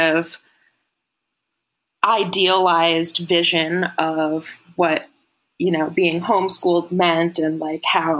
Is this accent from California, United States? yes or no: no; Portland, Oregon, United States; I grew up in Portland, Oregon as like an unschooler